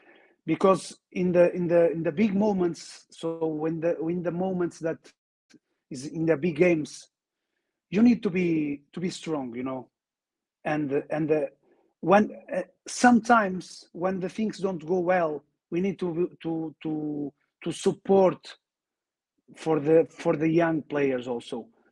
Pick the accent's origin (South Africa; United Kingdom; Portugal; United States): Portugal; English is a second language; You know, I'm from Portugal. He is from Spanish. Spain. So we are near, you know.